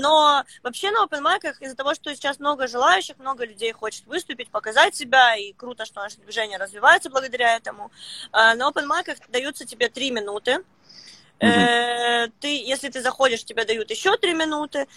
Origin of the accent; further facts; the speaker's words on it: Luhansk, Luhansk Oblast, Ukraine; also born or lived in Saint Petersburg; now in Petah Tikva, Israel; я родилась, короче, в Луганске, а сейчас я живу в Петахтикве